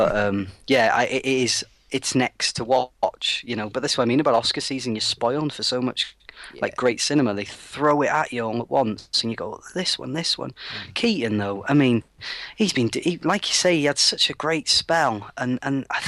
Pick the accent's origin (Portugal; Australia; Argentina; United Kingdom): United Kingdom; as a British person